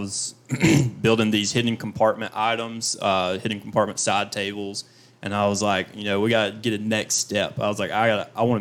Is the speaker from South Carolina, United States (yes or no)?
yes; Fair Play, South Carolina, United States; I'm from Fairplay, South Carolina, where I was growing up, where I grew up